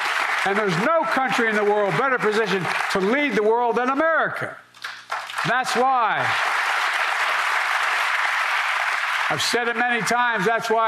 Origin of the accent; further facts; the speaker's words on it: United States; we Americans